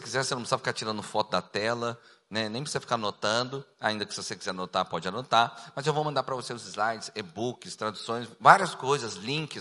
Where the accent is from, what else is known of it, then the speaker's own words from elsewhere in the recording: Cuiabá, Mato Grosso, Brazil; also born or lived in Rio de Janeiro / Goiânia; eu nasci no Rio de Janeiro, me criei em Cuiabá, passei quatro anos em Goiânia